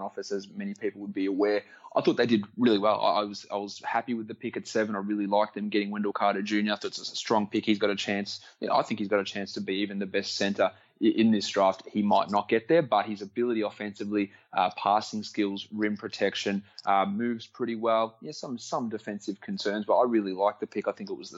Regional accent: Australia; accent: Australian; my accent like slipping back and all my Australianism start coming out more in those conversations.

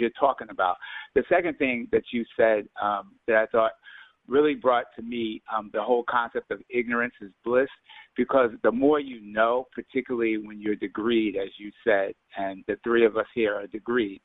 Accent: Mount Vernon, New York, United States; I'm from Mount Vernon

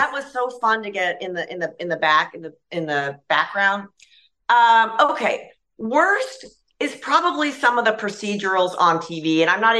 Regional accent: Yakima, Washington, United States; now in Santa Barbara, United States; I'm from Yakima, Washington

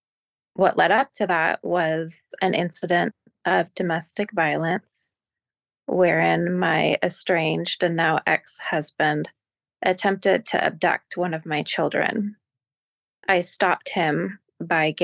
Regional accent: Portland, Oregon, United States; I grew up where I still reside. My family settled in the Pacific Northwest a generation ago. I live in Portland, Oregon

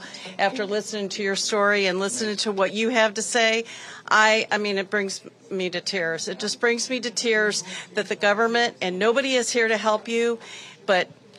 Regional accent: Kent, Ohio, United States; I'm from Kent, Ohio.

